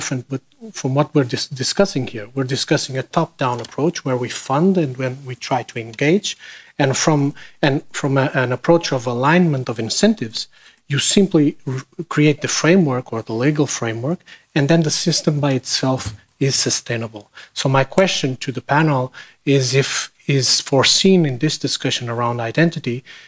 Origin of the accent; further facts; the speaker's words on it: Portugal; I'm from Portugal